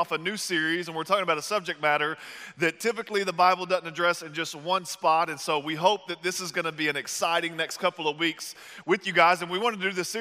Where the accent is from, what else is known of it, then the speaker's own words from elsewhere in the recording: the South, United States; moved away; I'm from the South